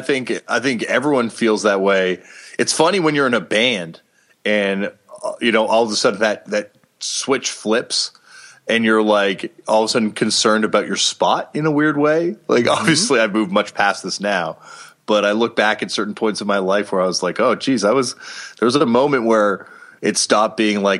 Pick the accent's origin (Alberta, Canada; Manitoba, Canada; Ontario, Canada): Ontario, Canada; Toronto; I think growing up in Toronto, Canada, I was like, you know, really privileged, because that's a super heavy media market.